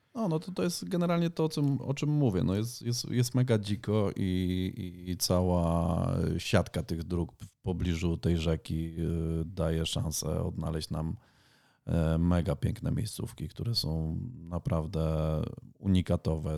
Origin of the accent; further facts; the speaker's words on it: Ponidzie, Świętokrzyskie Voivodeship, Poland; pochodzę z województwa świętokrzyskiego. Całe życie mieszkałem na Ponidziu